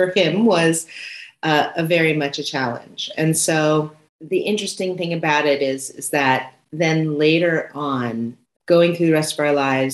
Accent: Santa Monica, California, United States; I was born in Santa Monica, California.

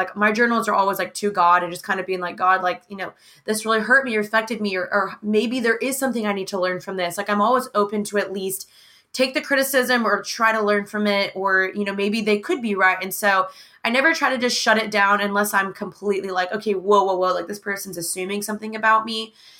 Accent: the South, United States; growing up in the South and growing up in America and growing up in mainly predominantly white surroundings.

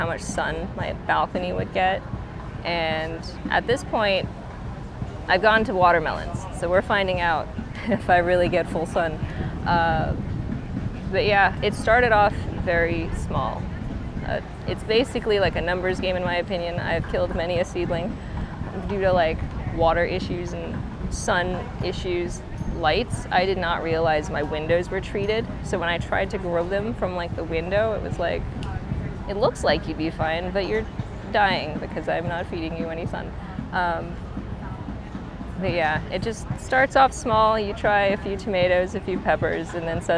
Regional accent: Florida, United States; now in St. Louis, United States; I'm from Florida originally, so my parents grew stuff all the time.

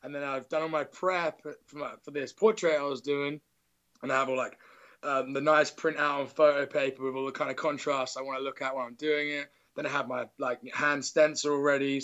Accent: England, United Kingdom; also born or lived in Nottingham / Derby; I'm English.

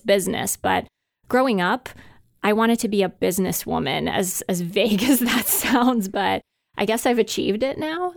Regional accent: Hungary; moved away; I grew up in Hungary

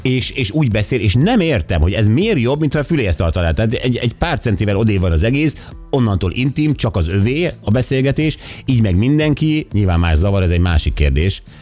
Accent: Budapest, Hungary; én úgy nőttem fel, hogy Budapest tele volt hamutartóval

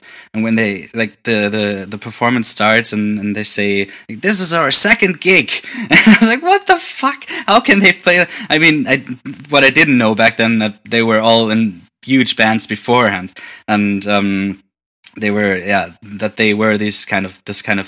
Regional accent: near Wiesbaden, Hesse, Germany; moved away as an adult; also born or lived in Hamburg; now in Berlin, Germany; very close to my hometown. Like, the nearest bigger city is called Wiesbaden

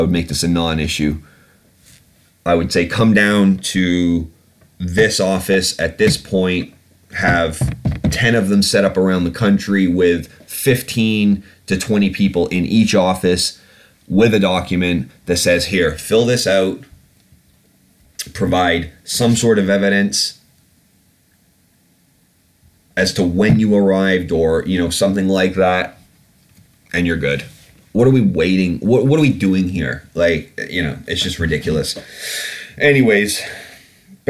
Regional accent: United Kingdom; I'm British? I'm a British citizen.

